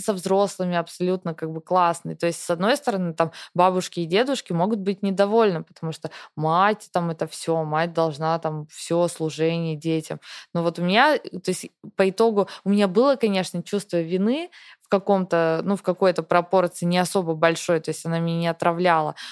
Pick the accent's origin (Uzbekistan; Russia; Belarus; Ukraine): Russia; first language Russian; moved away as an adult; мне всегда в России мне хорошо, у меня там семья, у меня там все, работа, мой родной язык